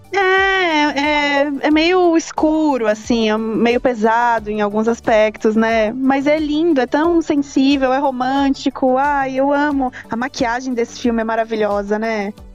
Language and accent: Portuguese; Brazil; como bom brasileiro